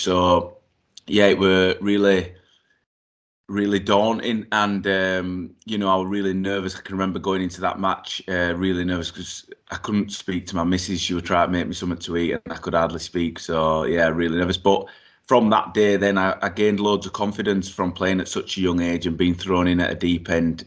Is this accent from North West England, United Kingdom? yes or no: no; Yorkshire and the Humber, United Kingdom; also born or lived in Eswatini (Swaziland); I was born in Swaziland, uh, moved over here when I was three years old